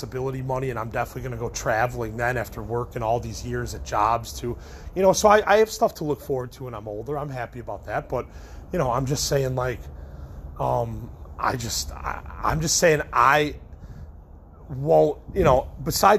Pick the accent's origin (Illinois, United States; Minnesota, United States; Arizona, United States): Illinois, United States; Chicago; I'm from Chicago.